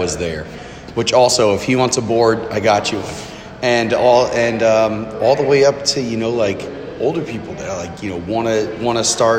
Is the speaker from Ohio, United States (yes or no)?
no; Florida, United States; moved away; where I grew up in Florida